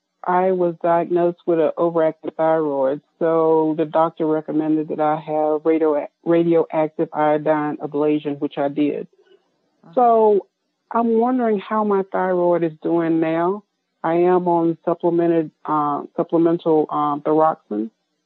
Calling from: North Carolina, United States; I'm calling from North Carolina.

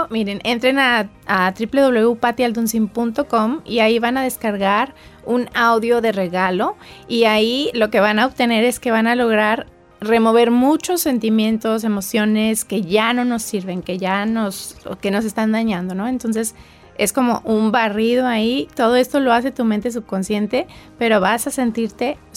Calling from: Phoenix, Arizona, United States; de Phoenix, Arizona.

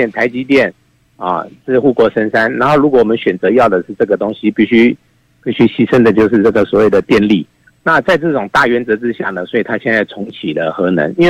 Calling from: Taipei, Taiwan; 哎，我是台北的

